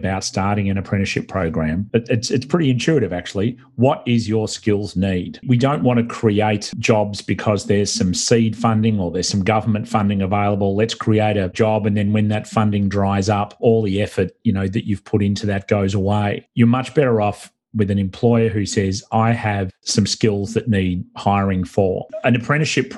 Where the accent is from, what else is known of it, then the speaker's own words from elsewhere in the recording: Australia; accent: Australian; now in United States; my homeland, Australia, I'm not from Brooklyn. This is not a Brooklyn accent. This is an Australian accent.